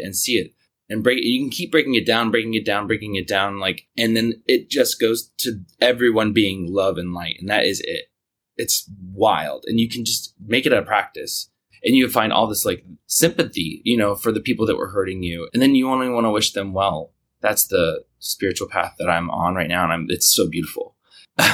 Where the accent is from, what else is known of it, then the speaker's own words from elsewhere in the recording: Kansas, United States; now in New York, United States; I'm from Kansas